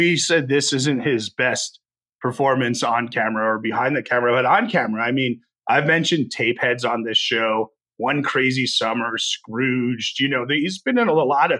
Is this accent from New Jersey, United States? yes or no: yes; New Jersey, United States; when I grew up in Jersey